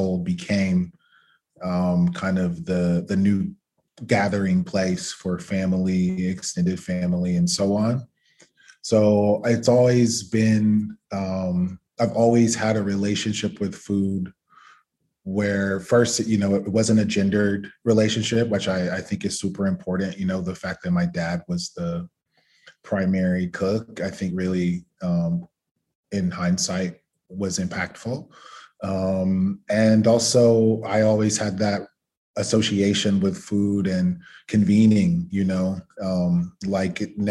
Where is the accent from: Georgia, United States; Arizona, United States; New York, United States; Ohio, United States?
Georgia, United States; Atlanta; I'm from Atlanta and, you know, my childhood was, I think, kind of typical for a lot of Black American kids of a certain generation.